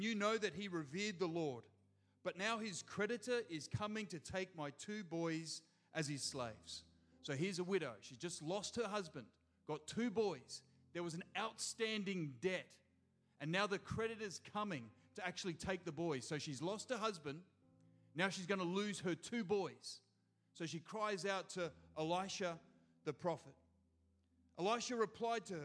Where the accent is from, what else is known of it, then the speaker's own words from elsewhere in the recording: Gold Coast, Queensland, Australia; I'm from the Gold Coast